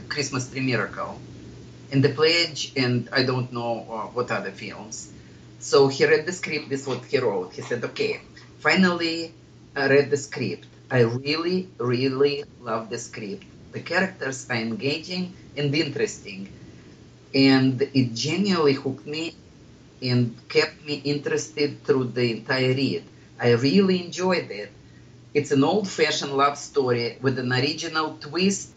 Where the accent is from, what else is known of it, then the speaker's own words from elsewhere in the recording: Columbus, Ohio, United States; I'm from Columbus